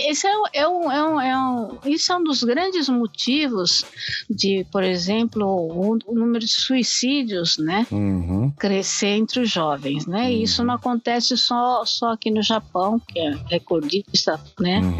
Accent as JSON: {"language": "Portuguese", "region": "São Paulo", "country": "Brazil", "said": "né? Eu amo a minha cidade, eu amo São Paulo."}